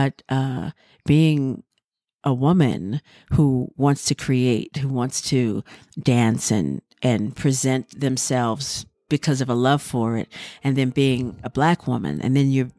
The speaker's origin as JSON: {"language": "English", "town": "Durham", "region": "North Carolina", "country": "United States", "tie": "born or raised there", "said": "It was just really wonderful to know that I had a history that I mm-hmm. had found in my hometown and didn't mm-hmm. even know dance was that powerful in Durham."}